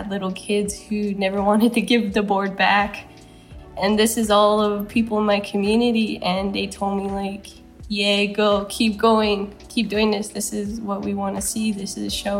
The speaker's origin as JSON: {"language": "English", "country": "United States", "tie": "born or raised there", "also_born_or_lived": "Arizona / California", "said": "I was born and raised on the Navajo Reservation and now triangulate between Arizona and California and the Navajo Nation"}